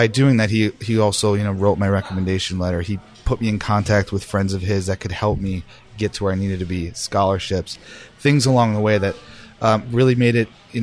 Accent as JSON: {"language": "English", "town": "Cheektowaga", "region": "New York", "country": "United States", "tie": "born or raised there", "moved": "as an adult", "lives_now": "Portland, Maine, United States", "said": "I grew up in Cheektowaga, New York, which is just outside of Buffalo."}